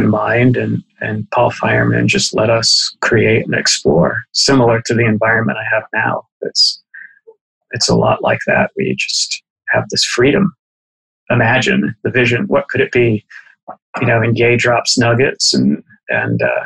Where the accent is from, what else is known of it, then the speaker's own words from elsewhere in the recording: Boston, Massachusetts, United States; as a kid growing up in Boston